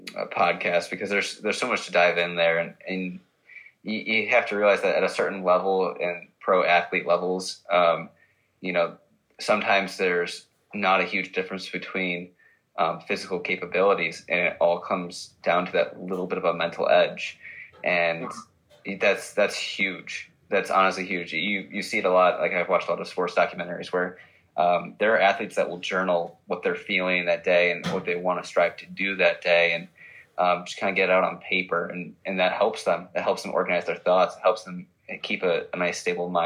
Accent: Buffalo, New York, United States; I'm from Buffalo, and Josh Allen is our quarterback.

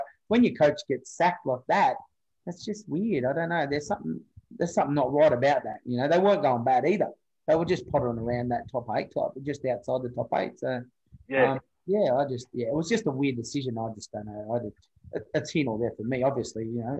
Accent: Parramatta, New South Wales, Australia; So I come from Parramatta, which was, you're in the big smoke down there in Sydney, out west

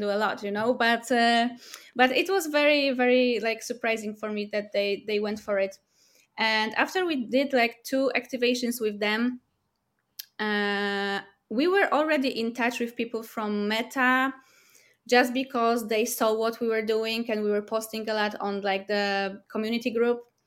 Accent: Warsaw, Masovian Voivodeship, Poland; we're from Warsaw, Poland

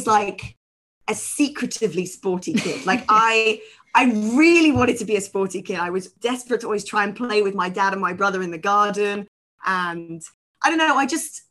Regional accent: Nottingham, East Midlands, United Kingdom; moved away as an adult; also born or lived in Egham, Surrey; now in Hong Kong; I grew up in Nottingham. In the UK, and was there until I then went down to Egham, down to university in Surrey

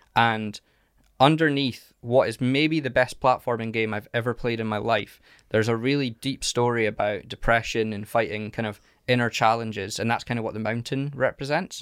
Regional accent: Carnoustie, Scotland, United Kingdom; I grew up in a little place called Carnoustie

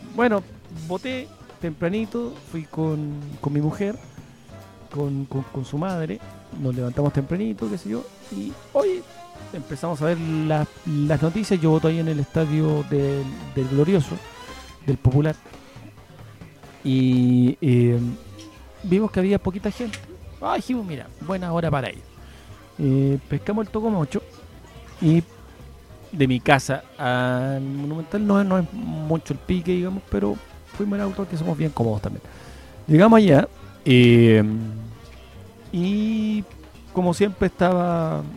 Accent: Chile; todos los chilenos que hemos aportado

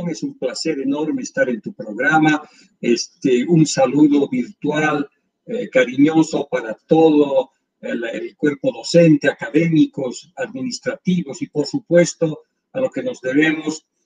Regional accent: Villazón, Potosí, Bolivia; moved away; also born or lived in La Paz, Bolivia / Rio de Janeiro, Brazil; Villazón, pero nacido en La Paz, o registrado en La Paz y este, este, estudiado en la Escuela Pública Cornelio Saavedra eh, de, Villazón, del cual soy muy orgulloso.

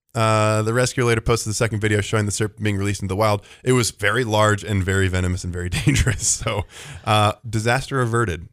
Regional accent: Bend, Oregon, United States; I grew up in Bend.

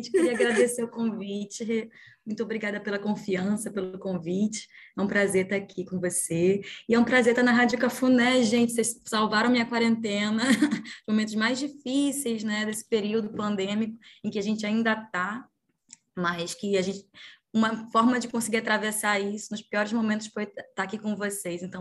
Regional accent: Pará, Brazil; now in Rio de Janeiro, Brazil; Sou paraense, mas moro no Rio de Janeiro já há 11 anos.

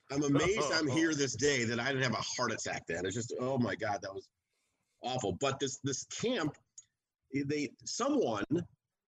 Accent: outside of Chicago, Illinois, United States; I grew up outside of Chicago

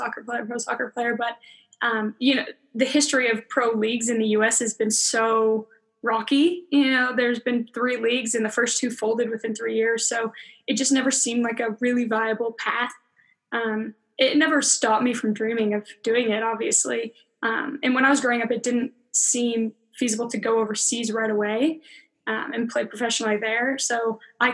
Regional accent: Littleton, Colorado, United States; I grew up in Littleton, Colorado. Played here my whole life

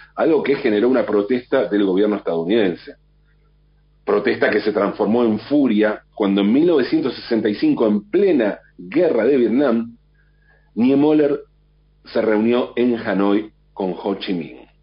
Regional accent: Argentina; para nosotros en la Argentina

